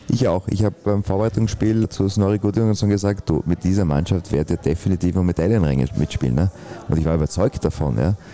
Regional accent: Austria; Als Österreicher sage ich in Deutschland perfekt und in Österreich funktioniert er halt nicht

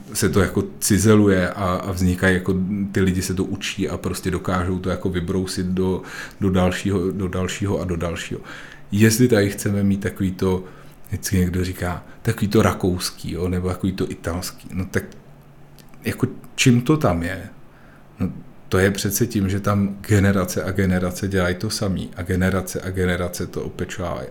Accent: South Bohemian Region, Czechia; also born or lived in Prague; my jsme jeho Češi

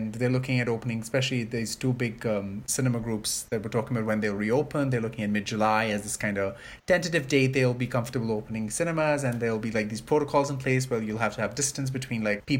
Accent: India; now in Canada; having grown up in privilege in a country where medical services are differently offered. So I grew up

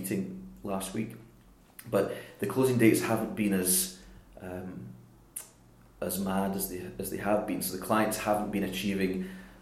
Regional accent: Glasgow, Scotland, United Kingdom; accent: island lilt; also born or lived in Isle of Mull; I did most of my growing up in Jordan Hill.

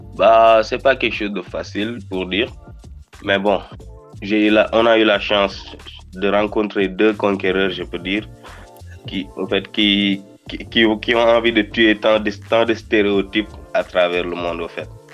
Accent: Rufisque, Dakar, Senegal; first language Wolof; French is a second language; je suis, un simple gosse de Rifusque, Dakar

